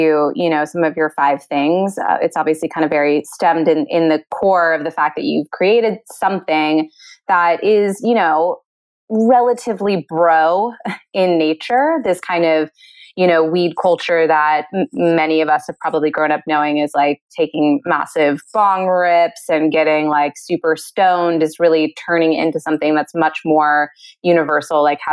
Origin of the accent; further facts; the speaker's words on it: Northern California, United States; I grew up in Northern California